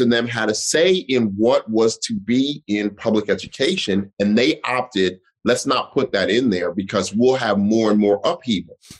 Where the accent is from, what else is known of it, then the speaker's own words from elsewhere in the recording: Denver, Colorado, United States; moved away as an adult; now in New York City, United States; I'm from the Five Points